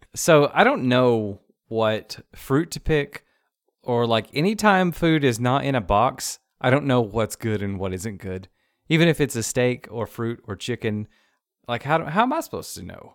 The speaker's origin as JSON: {"language": "English", "region": "the South", "country": "United States", "said": "we're from the South"}